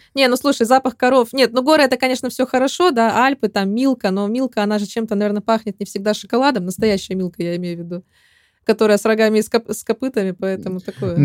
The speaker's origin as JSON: {"language": "Russian", "town": "Chelyabinsk", "region": "Chelyabinsk Oblast", "country": "Russia", "tie": "born or raised there", "moved": "yes", "lives_now": "Spain", "said": "в моем родном Челябинске"}